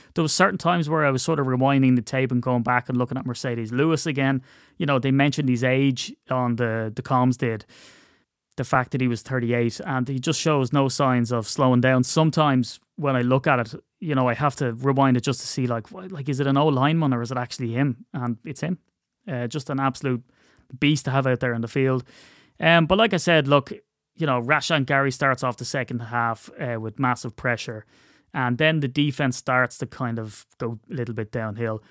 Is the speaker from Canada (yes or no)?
no; Ireland; as an Irishman